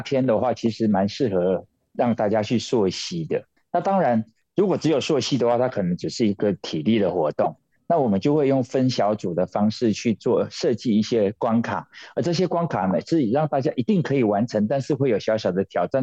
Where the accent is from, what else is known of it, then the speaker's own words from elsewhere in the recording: Taiwan; 因为他是台湾人的骄傲